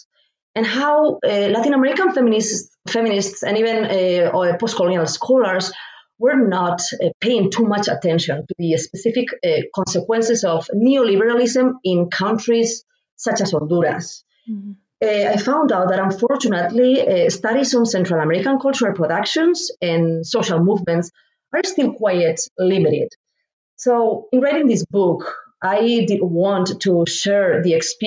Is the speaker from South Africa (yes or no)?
no; Spain; moved away as an adult; now in Indianapolis, United States; I'm originally from Spain and moved to the United States